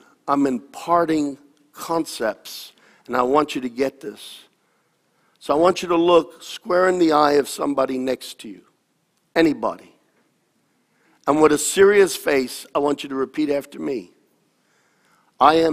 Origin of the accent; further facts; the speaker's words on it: United States; I am an American